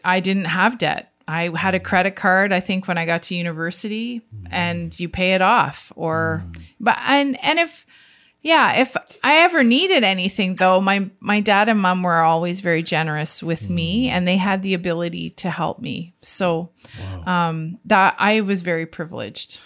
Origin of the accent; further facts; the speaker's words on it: Niagara-on-the-Lake, Ontario, Canada; I grew up in Niagara on the Lake on a mm. fruit farm